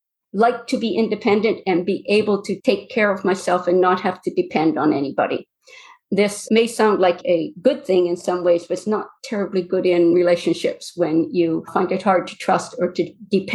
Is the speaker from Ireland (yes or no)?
no; Duncan, British Columbia, Canada; born there; I was born not far from where I'm living now. I was born in Duncan on Vancouver Island. We moved quite a bit. By the time I started grade four, I had changed schools 9 times in 3 provinces.